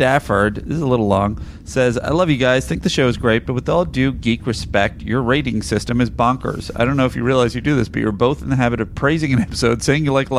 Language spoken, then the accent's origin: English; Ottawa, Ontario, Canada; Here's the Scholastic grading system I grew up with here in Ottawa, Canada.